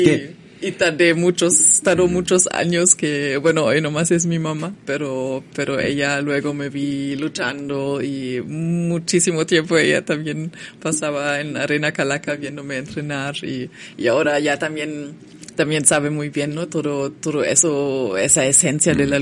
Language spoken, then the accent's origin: Spanish; Germany; Spanish is a second language; moved away as an adult; now in Mexico; como estudiante alemana